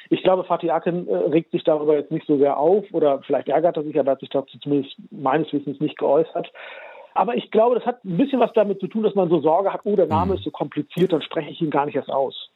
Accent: Germany; Ich bin ja in Deutschland geboren und aufgewachsen

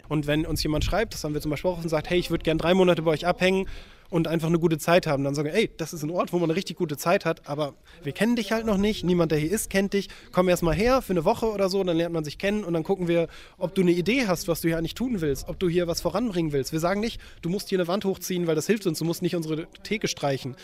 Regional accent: Lower Saxony, Germany; moved away as an adult; also born or lived in Hamburg; Also ich komme auch aus Niedersachsen

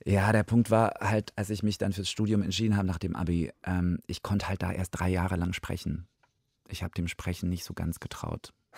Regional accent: Georgia; first language Russian; German is a second language; moved away; ich bin halt in Georgien geboren

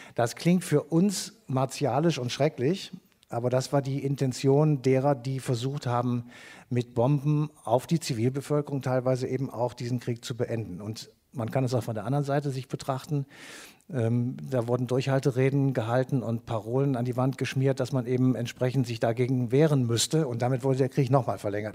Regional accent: Cologne, North Rhine-Westphalia, Germany; wir kommen aus Köln

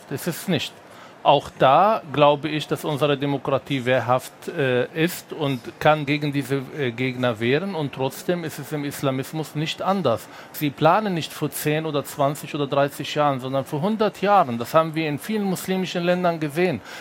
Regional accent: Berlin, Germany; Ich komme aus Berlin und ich schaue die Zustände in Neukölln oder in manchen Orten

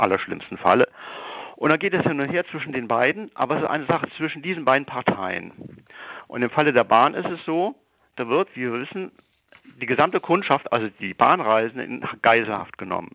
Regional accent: Marburg, Hesse, Germany; now in Hamburg, Germany; ich wäre eigentlich jetzt nicht in Hamburg, wo ich lebe und arbeite, sondern in meiner Heimatstadt Marburg

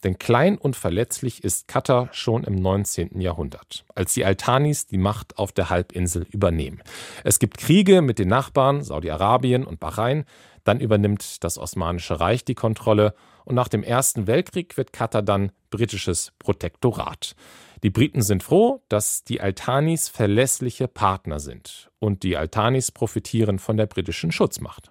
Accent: Schleswig-Holstein, Germany; das wäre in Schleswig-Holstein passiert. Da bin ich aufgewachsen

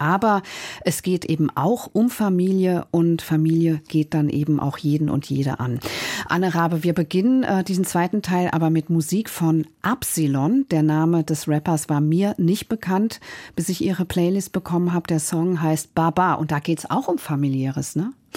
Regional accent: West Germany, Germany; als Westdeutsche

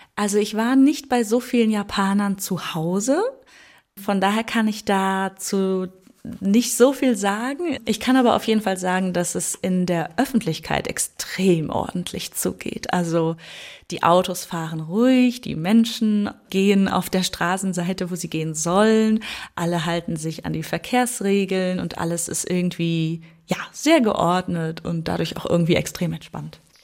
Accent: Germany; bei uns in Deutschland

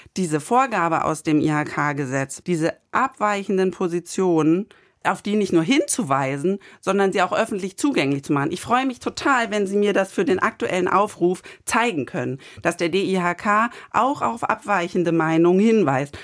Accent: Germany; bei uns in Deutschland

